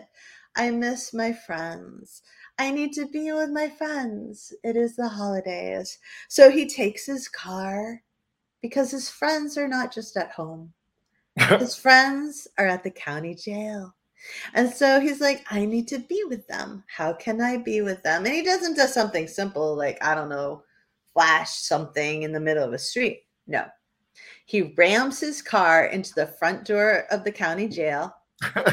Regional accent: New Hampshire, United States; I'm from New Hampshire

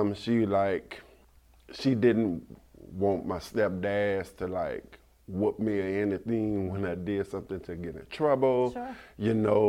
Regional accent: Baton Rouge, Louisiana, United States; I grew up in a town in Baton Rouge, Louisiana, called Fairfield

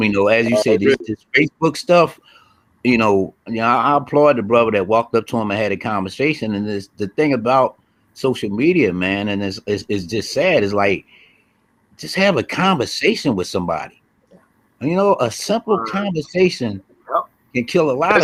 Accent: Philadelphia, Pennsylvania, United States; I'm from Philly

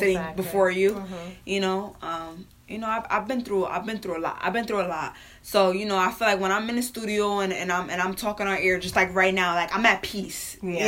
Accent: New Britain, Connecticut, United States; I'm from New Britain, Hartford area.

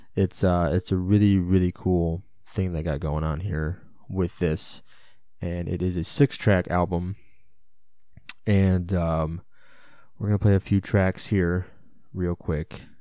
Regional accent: United States; being an American

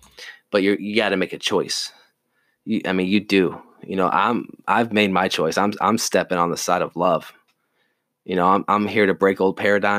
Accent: the South, United States; You know, I grew up in the military. I grew up in the South.

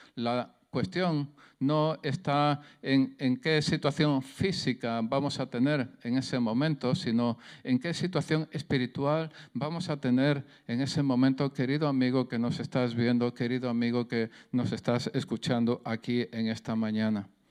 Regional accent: Jaén, Andalusia, Spain; accent: southern Spanish; Yo soy de Jaén, soy del sur de España, el acento se me nota

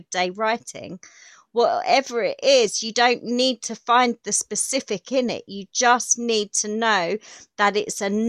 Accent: United Kingdom; accent: common accent; It's because I'm British. Here I'm very common. Believe me, it's a common accent

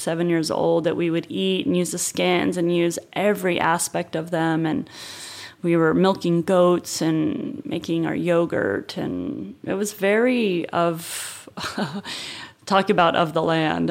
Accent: Northern California, United States; also born or lived in Los Angeles; I was born in Northern California

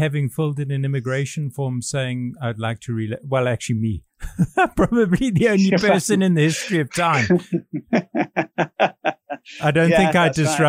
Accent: United Kingdom; now in Hong Kong; And when I travel anywhere else in the world, I travel on my British passport. Obviously, being British, I'm entitled to do that.

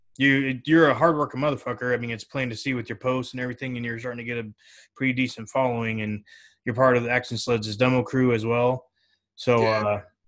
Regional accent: Napa Valley area, California, United States; moved away as an adult; now in Arizona, United States; Yeah, I'm from around that area.

